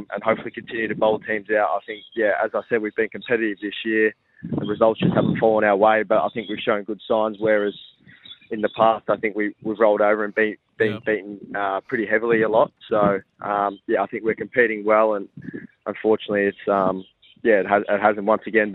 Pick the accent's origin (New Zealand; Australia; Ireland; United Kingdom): Australia; Victoria; now in Adelaide, Australia; We're both originally from Victoria